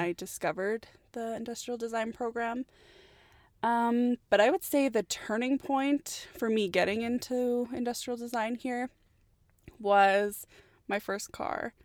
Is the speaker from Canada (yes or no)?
yes; Edmonton, Alberta, Canada; born and raised here in Edmonton, Alberta, Canada, so Canada all the way